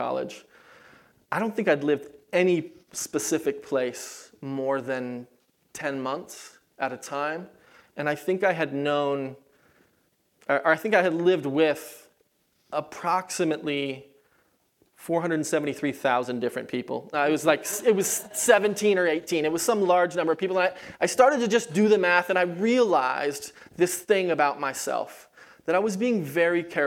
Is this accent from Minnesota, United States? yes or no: no; California, United States; moved away as an adult; also born or lived in Kansas City, Missouri; I was from California